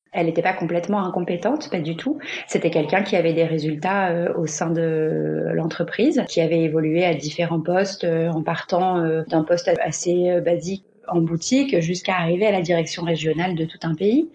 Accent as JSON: {"language": "French", "country": "France", "moved": "as an adult", "lives_now": "Barcelona, Spain", "said": "Je suis française, mais je vis à Barcelone depuis bientôt quatre ans."}